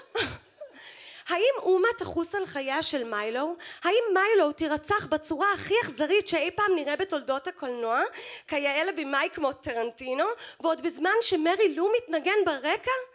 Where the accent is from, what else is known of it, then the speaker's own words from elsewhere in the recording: New York, United States; now in Israel; הילדות שלי בניו יורק